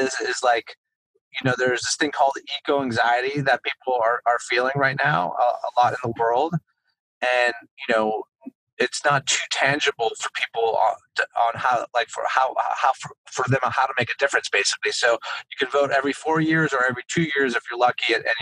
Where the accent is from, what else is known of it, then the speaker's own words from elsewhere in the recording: Montreal, Quebec, Canada; now in United States; I'm from Montreal. Town of Mont Royal, still got my Canadian citizenship